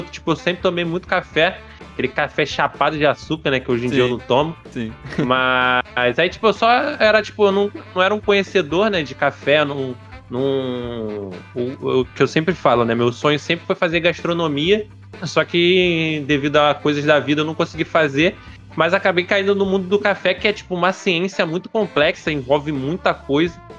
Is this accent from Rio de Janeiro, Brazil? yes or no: yes; Araruama, Rio de Janeiro, Brazil; É, eu sou natural de Araruama.